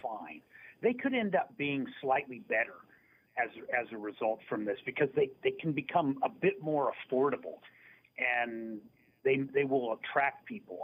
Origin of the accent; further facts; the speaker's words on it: near Dayton, Ohio, United States; I grew up near Dayton, Ohio